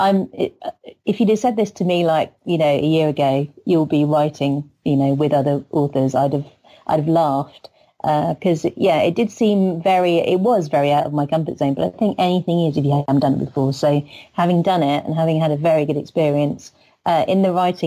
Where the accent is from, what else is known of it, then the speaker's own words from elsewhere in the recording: England, United Kingdom; I'm the English one